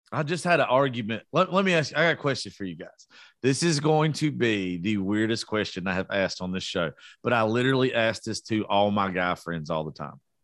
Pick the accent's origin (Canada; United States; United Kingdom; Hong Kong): United States; South Georgia; I am from South Georgia.